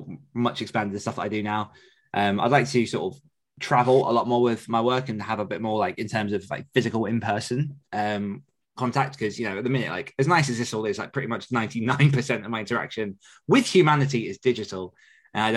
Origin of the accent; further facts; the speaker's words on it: Essex, East of England, United Kingdom; growing up around Essex